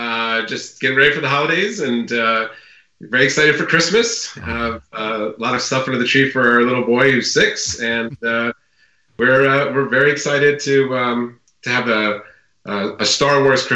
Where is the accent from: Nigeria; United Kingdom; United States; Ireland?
United States; Connecticut; I grew up in Connecticut